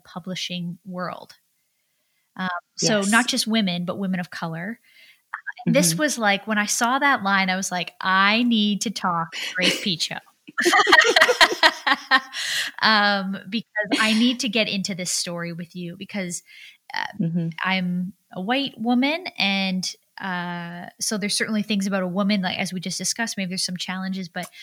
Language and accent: English; California, United States; I'm from California